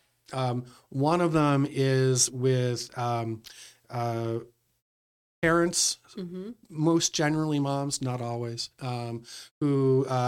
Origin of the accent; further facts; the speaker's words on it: Royalston, Massachusetts, United States; also born or lived in Boston / Westford; my folks moved us out to Royalston, Massachusetts